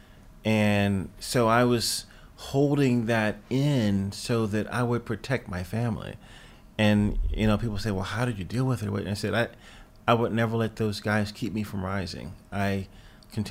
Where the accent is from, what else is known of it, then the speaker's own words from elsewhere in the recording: Lynchburg, Virginia, United States; a home 5 blocks down the street from where I grew up in Lynchburg